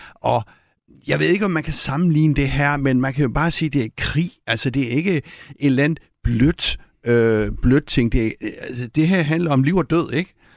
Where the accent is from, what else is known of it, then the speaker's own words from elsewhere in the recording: Copenhagen, Capital Region of Denmark, Denmark; som københavner